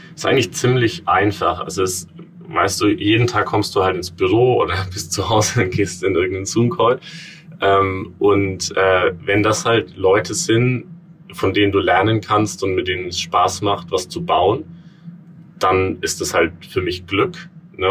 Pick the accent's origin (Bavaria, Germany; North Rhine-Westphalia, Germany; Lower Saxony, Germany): Bavaria, Germany; Franconia; moved away as an adult; now in New York, United States; ursprünglich ähm, komme ich aus Franken in, in Bayern